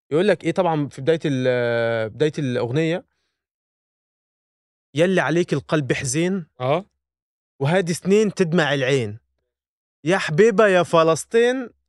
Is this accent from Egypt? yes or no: yes; Egypt; احنا كمصريين